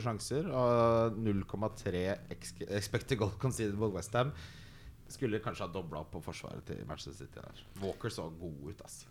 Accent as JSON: {"language": "Norwegian", "town": "Ski", "region": "Akershus", "country": "Norway", "tie": "born or raised there", "said": "når du vokser opp i Ski, sånn som meg"}